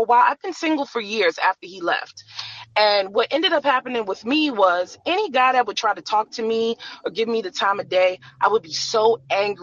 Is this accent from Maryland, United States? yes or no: yes; Maryland, United States; I'm from Maryland as well